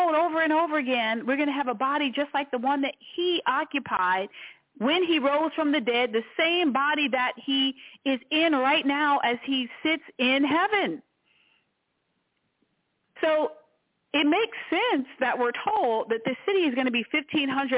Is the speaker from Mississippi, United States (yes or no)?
no; Washington, District of Columbia, United States; I grew up in Washington, D.C., which is kind of a small city, not too big